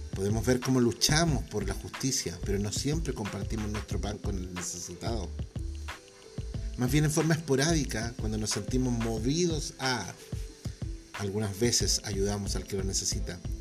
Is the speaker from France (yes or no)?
no; Chile; mi país, Chile